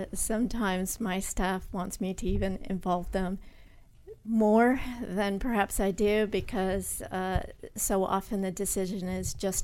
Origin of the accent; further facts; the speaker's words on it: New Hampshire, United States; also born or lived in Connecticut; Born in Connecticut, but did most of my growing up in New Hampshire.